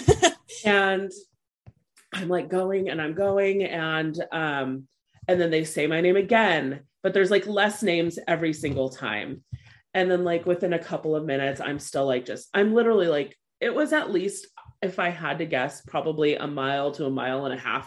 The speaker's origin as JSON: {"language": "English", "region": "California", "country": "United States", "said": "I'm from California."}